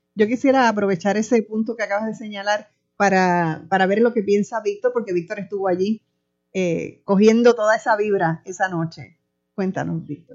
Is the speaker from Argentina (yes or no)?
no; Puerto Rico; una de nosotros y nosotras las puertorriqueñas